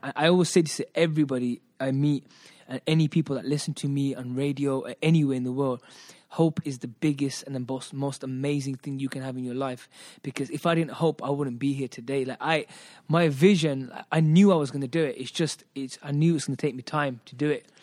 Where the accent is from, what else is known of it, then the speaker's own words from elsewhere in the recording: Birmingham, West Midlands, United Kingdom; also born or lived in Hoshiarpur, Punjab, India; I'm British, um, born and brought up in Britain. Um, I come from the hub, which is Handsworth